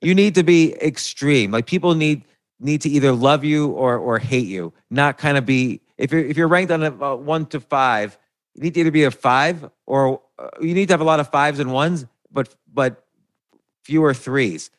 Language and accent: English; New Jersey, United States; I grew up in New Jersey